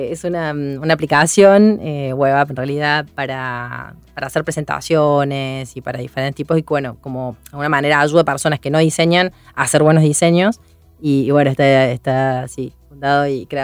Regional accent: Córdoba, Argentina; accent: Cordobese tonada; somos cordobeses, creo que todavía se nos nota la tonada.

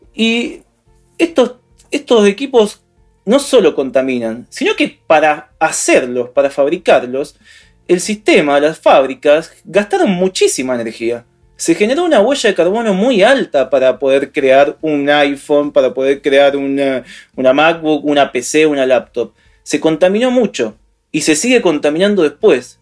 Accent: Argentina

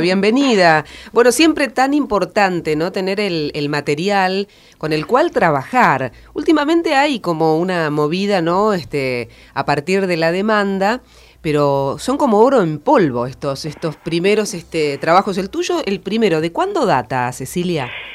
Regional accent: Argentina; siendo argentinos

